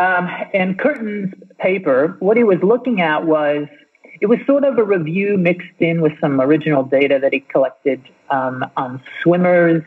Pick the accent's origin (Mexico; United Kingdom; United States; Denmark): United States; I'm American, so I went through all those school-based fitness tests.